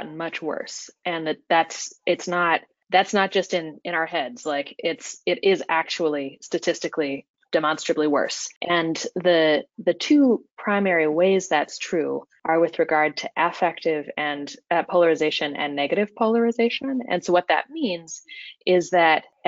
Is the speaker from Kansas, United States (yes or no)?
yes; Kansas, United States; now in Washington, D.C., United States; I grew up in Kansas